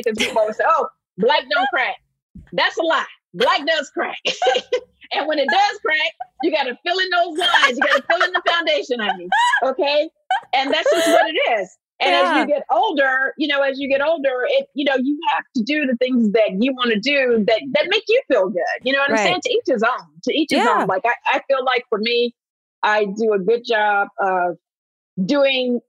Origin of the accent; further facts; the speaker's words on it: Alabama, United States; moved away; I grew up poor in Alabama